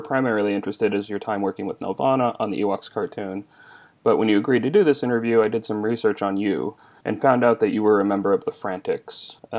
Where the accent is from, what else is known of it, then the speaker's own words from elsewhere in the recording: Midwest, United States; I grew up in the Midwest